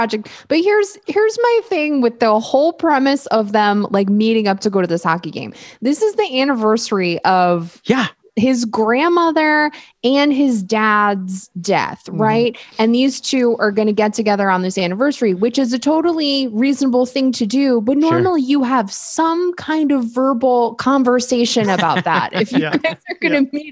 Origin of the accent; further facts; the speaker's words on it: New York, United States; I grew up in New York